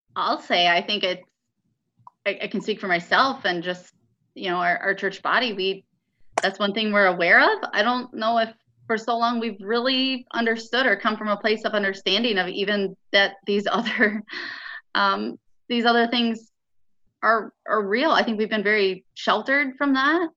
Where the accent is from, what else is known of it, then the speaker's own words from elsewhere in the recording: Michigan, United States; moved away; I'm from Michigan